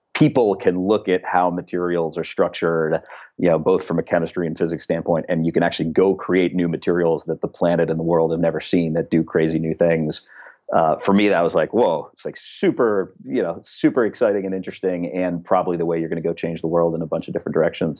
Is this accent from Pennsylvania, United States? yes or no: yes; Pittsburgh, Pennsylvania, United States; now in Berkeley, United States; Pittsburgh is an amazing town. It's only gotten more amazing since I grew up there.